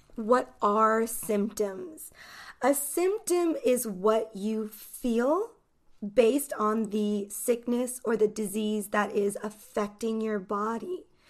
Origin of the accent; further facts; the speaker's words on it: United States; I am an English teacher from the United States.